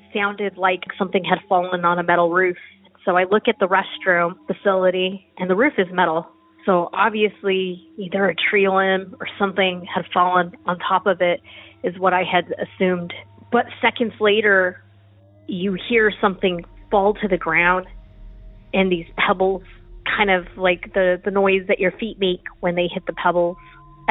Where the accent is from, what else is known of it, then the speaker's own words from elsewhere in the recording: Roswell, New Mexico, United States; now in Texas, United States; I'm originally from Roswell, New Mexico, and so I'm not a stranger to strange things.